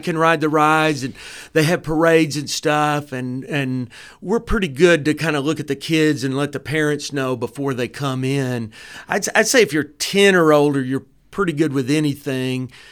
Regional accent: Dalton, Georgia, United States; I'm also from Dalton

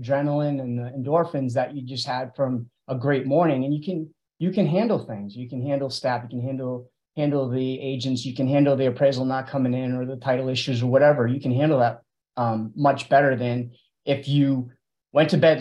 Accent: Auburn, Massachusetts, United States; I'm from Auburn, Mass

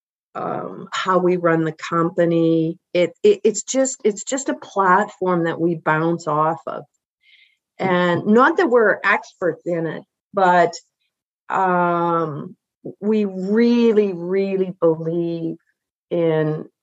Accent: Balcarres, Saskatchewan, Canada; I grew up in Balcarres and there were four First Nations right beside Balcarres

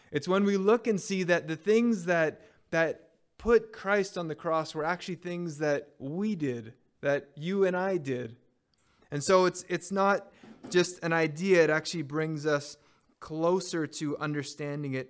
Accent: Montreal, Quebec, Canada; moved away; my high school years, I grew up in Montreal.

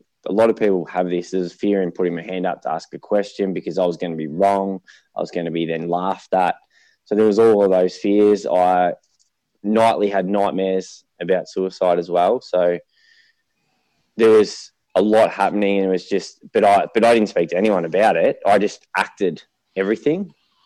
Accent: Melbourne, Victoria, Australia; also born or lived in Murrumbeena; eastern suburbs of Melbourne. I started in Murrumbina, so I was there till about 5

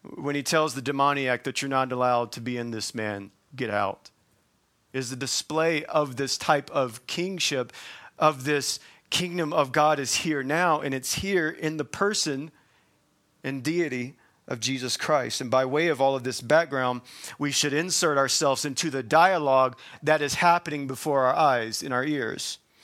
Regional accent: the South, United States; I'm from the South

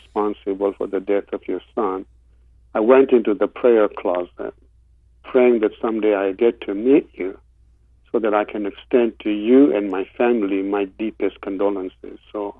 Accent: Kenya; born there; also born or lived in England; I went to school in England. I was born in Kenya, and my roots are Eastern.

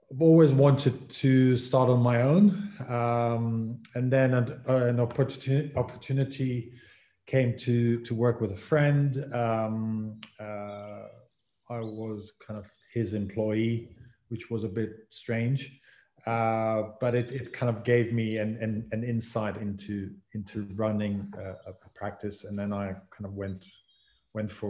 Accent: Israel; moved away as an adult; now in London, United Kingdom; I'm originally from Israel, and then I had an opportunity to come here to study, and then I got hooked by it

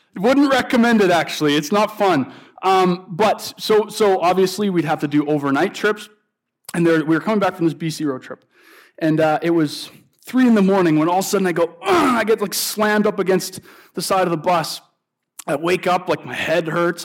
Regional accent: St. Albert, Alberta, Canada; moved away; I'm originally from Edmonton area, and so if you know where Saint Albert is, I was up visiting my mom in Saint Albert.

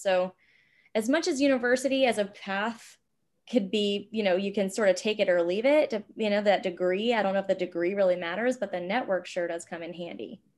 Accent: Virginia, United States; moved away as an adult; also born or lived in New York / Los Angeles; I grew up in Virginia.

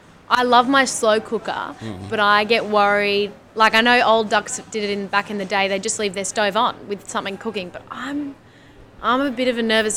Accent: Singapore; moved away; because I grew up in Singapore and my mom is an amazing Asian food cook.

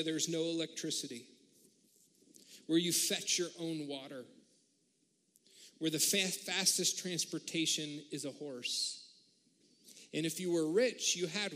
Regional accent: United States; being an American

